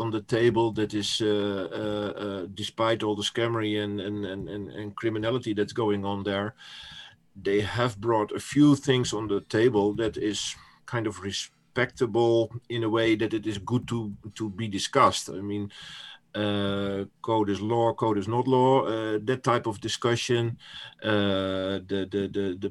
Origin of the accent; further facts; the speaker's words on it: Netherlands; first language Dutch; English is a second language; I'm from the Netherlands, so English is not my first language